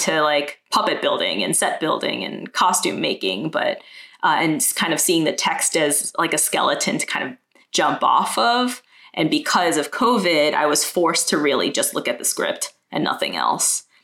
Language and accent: English; New York City, New York, United States; also born or lived in Manhattan; I was born and raised in Brooklyn, and my parents moved to America in the 70s.